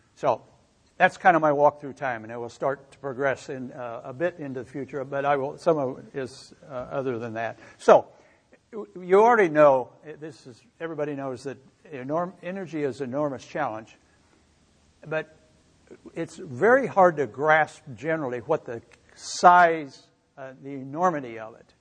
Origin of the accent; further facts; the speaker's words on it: Missouri, United States; I grew up in Missouri, as Lynn mentioned, and I grew up on a farm